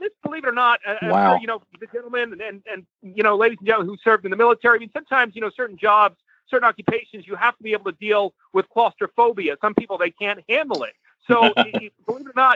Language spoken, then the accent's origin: English; New York, United States; moved away; I'm originally from New York